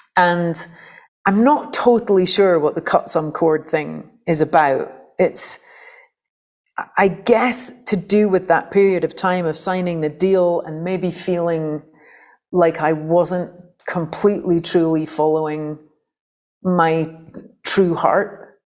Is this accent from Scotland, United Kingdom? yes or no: yes; St Andrews, Scotland, United Kingdom; a very kind of anarchic punk folk scene in Fife, where I grew up in Scotland